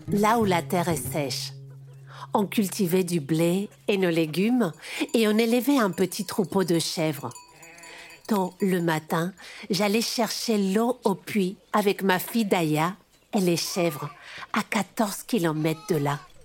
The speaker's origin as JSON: {"language": "French", "region": "eastern Morocco", "country": "Morocco", "said": "Je suis marocaine et j'ai 45 ans aujourd'hui"}